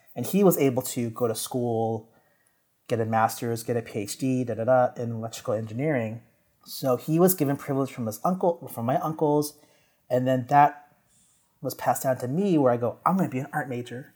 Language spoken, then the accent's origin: English; San Jose, California, United States; moved away as an adult; now in New York, United States; being born and raised in San Jose